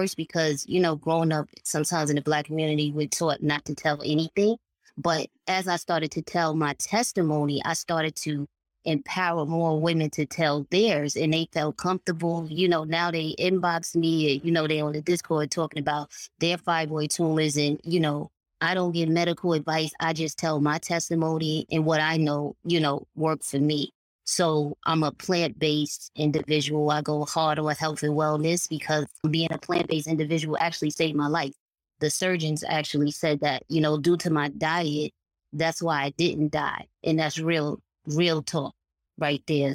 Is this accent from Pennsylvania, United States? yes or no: no; New York City, New York, United States; I'm from Harlem, New York.